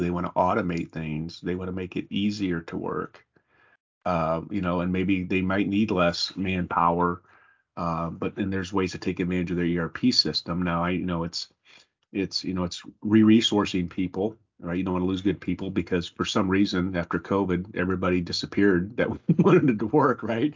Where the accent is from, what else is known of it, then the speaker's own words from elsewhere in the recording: South Bend, Indiana, United States; growing up in South Bend and being in that place before